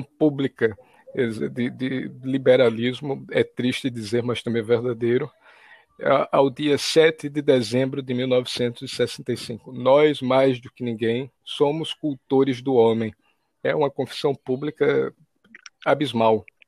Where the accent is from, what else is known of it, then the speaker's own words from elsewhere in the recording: Maceió, Alagoas, Brazil; natural de Alagoas, e falo de Alagoas, Maceió, Alagoas, capital do estado